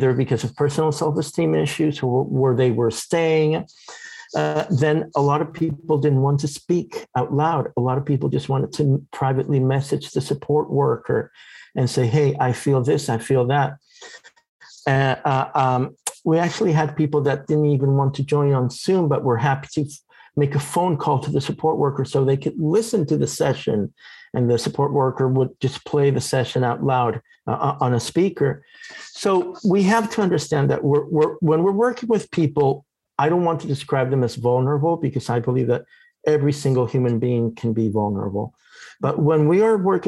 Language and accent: English; Florida, United States; Growing up in Florida